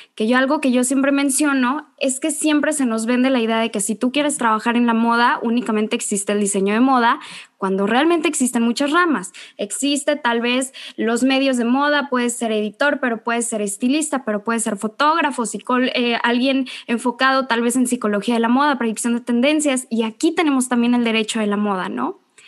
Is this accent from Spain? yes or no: no; Mexico; nuestro país